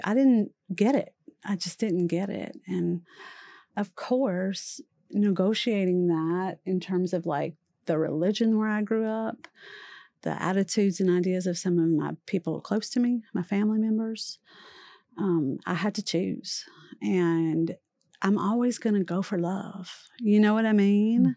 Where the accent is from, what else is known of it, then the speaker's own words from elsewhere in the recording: Louisiana, United States; I grew up in Louisiana, immersed in Catholicism